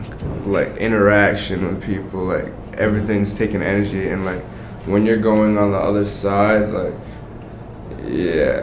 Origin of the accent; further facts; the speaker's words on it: Providence, Rhode Island, United States; I'm from Rhode Island, born and raised. I'm from Providence